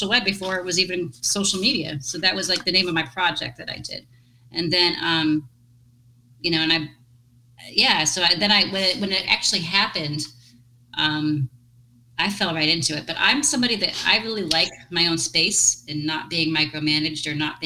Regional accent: New Hampshire, United States; also born or lived in Massachusetts; now in Florida, United States; I'm in Florida. I've been in Florida since 2001. But I'm from New Hampshire

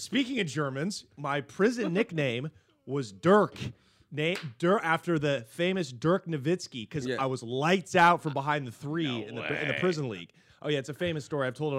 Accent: Portland, Oregon, United States; we're from Portland.

